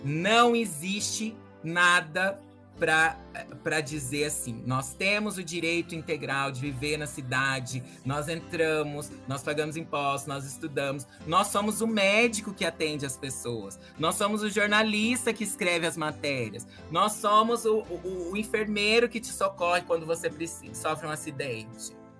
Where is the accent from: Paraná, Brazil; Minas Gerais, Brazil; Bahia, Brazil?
Paraná, Brazil; Londrina; eu sou nascido e criado em Londrina, aqui na Vila Yara